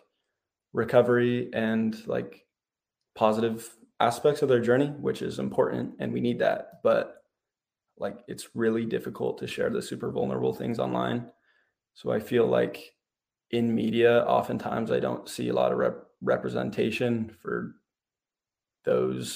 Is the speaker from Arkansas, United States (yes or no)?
no; Happy Valley, Oregon, United States; I'm from Happy Valley, Oregon. I'm a senior